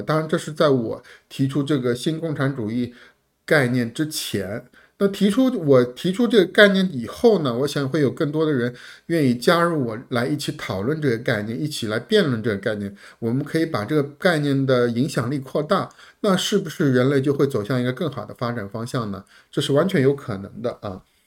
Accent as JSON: {"language": "Chinese", "country": "China", "said": "我们中国人"}